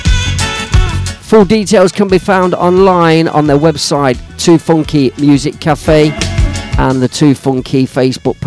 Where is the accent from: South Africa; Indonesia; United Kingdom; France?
United Kingdom; Leicester, East Midlands; my hometown, Leicester Town, just down the road from me. Because I'm a country boy now these days